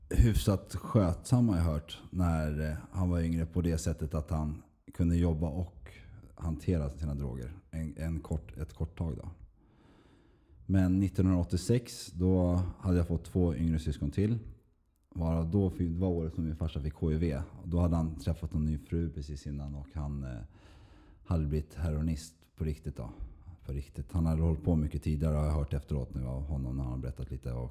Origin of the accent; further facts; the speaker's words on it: Stockholm, Stockholm County, Sweden; born there; also born or lived in Uppsala / Skåne; Men jag är född i Stockholm och jag har sju syskon två äldre och fem yngre. Och, eh, jag föddes på Nacka sjukhus 1978 av en mor och far såklart.